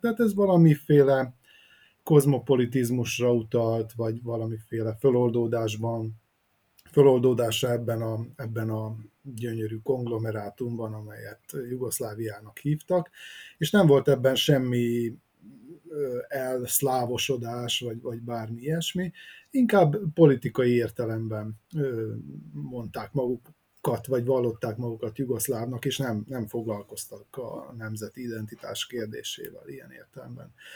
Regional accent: Vojvodina, Serbia; mi meg a vajdasági magyarok vagyunk

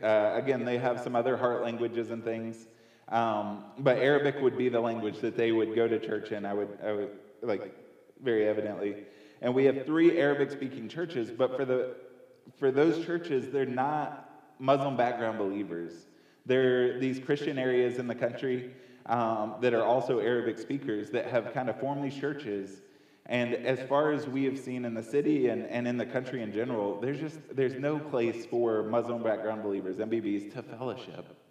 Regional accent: near Boone, Western North Carolina, United States; I grew up here in Western North Carolina, uh, closer to Boone

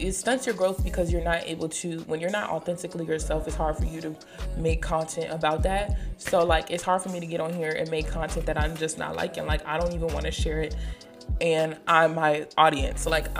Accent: Maryland, United States; now in Hampton, United States; Honestly, I feel like since I've been in Hampton, my accent has changed. Leave in the comment section. So I'm from the DMV, I'm from PG County

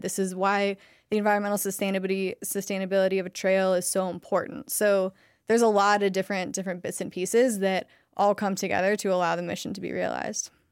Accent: Ohio, United States; moved away as an adult; now in Asheville, United States; I'm from Ohio.

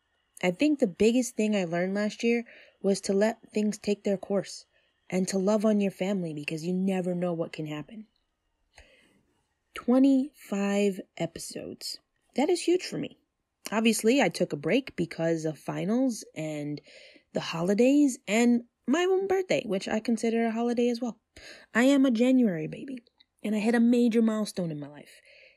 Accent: New York, United States; I talk about TV shows I love, music I enjoy, movies in their vastness, being a New Yorker, and much, much more.

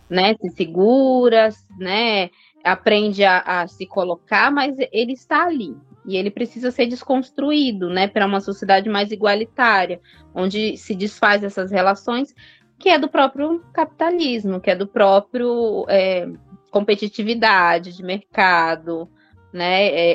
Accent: Northeast Region, Brazil; sou nordestina

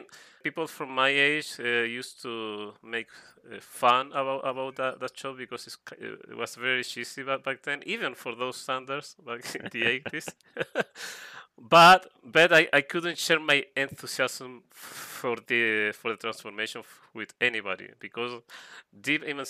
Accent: Chile; first language Spanish; English is a second language; I'm an artist, a TF artist from South America, especially from Chile

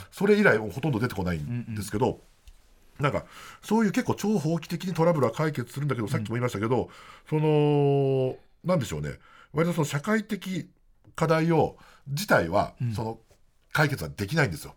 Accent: Niigata, Japan; moved away as an adult; now in Tokyo, Japan; 新潟に帰省する

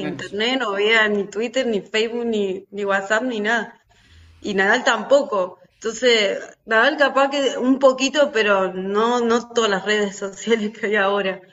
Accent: Argentina

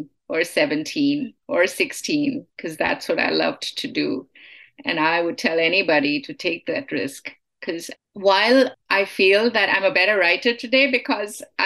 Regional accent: India; moved away as an adult; now in United States; Yeah, I have been here for most of my life, but I am Indian. I mean, I am Indian American.

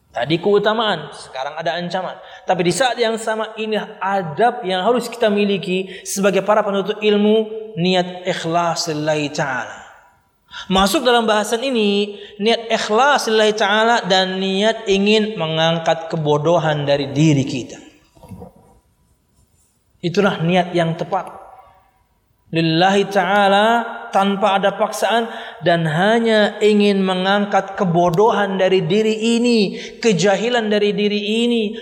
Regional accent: Kalimantan, Indonesia; Tapi karena kondisi, saya dari Kalimantan.

